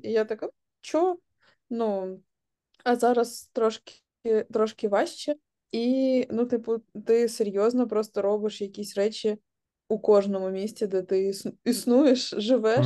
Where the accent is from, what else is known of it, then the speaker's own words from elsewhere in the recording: Kharkiv, Kharkiv Oblast, Ukraine; moved away as an adult; also born or lived in Kyiv; now in London, United Kingdom; я з Харкова